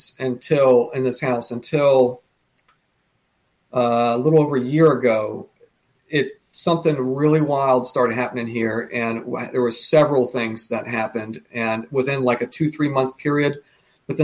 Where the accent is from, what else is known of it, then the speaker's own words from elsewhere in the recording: United States; We lived only a, you know, hour and a half from it